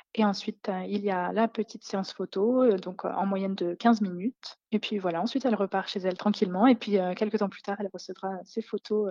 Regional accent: Lorraine, Grand Est, France; moved away as an adult; also born or lived in Lyon; now in Isère, France; je viens de Lorraine, mais j'habitais à Lyon depuis six ans et là, je viens de déménager dans l'Isère

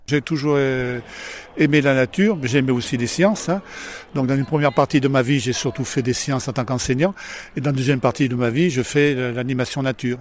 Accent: Paris, Île-de-France, France; now in Bordeaux, France; D'origine, je suis, je suis parisien

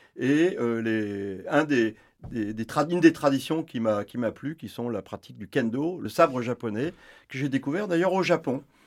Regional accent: France; chez nous en France

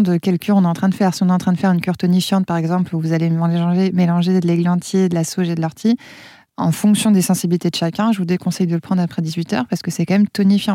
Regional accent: Auvergne-Rhône-Alpes, France; chez nous en Auvergne

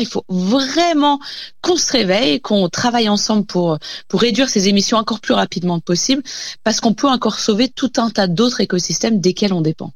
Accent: France; chez nous en France

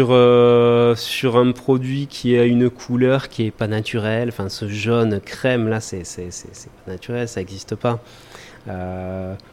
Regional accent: Germany; now in Mauritius; parce qu'on vient d'Allemagne.

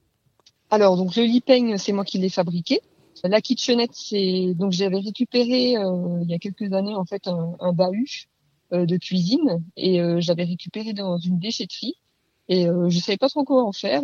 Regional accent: Leval, Bourgogne-Franche-Comté, France; je viens de Leval, juste à côté de Rougemont-Château, dans le territoire de Belfort.

